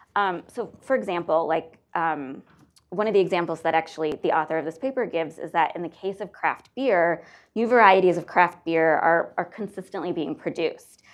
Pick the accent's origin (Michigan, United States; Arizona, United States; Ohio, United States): Ohio, United States; Northeast; growing up in Northeast Ohio